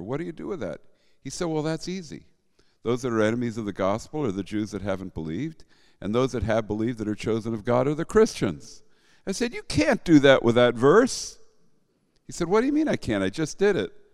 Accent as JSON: {"language": "English", "area": "Bergen County", "region": "New Jersey", "country": "United States", "tie": "born or raised there", "said": "I grew up in Bergen County, which is not that far south. You know, that's the north most northeast county of New Jersey"}